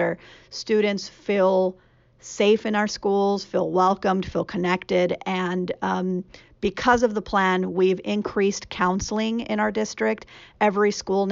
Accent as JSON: {"language": "English", "region": "California", "country": "United States", "tie": "born or raised there", "also_born_or_lived": "Richmond, California / Los Angeles, California / Central Valley, California", "said": "I was born in Richmond, which is outside of, it's in the Bay Area, and lived in Richmond and in Los Angeles, and then in the Central Valley in California"}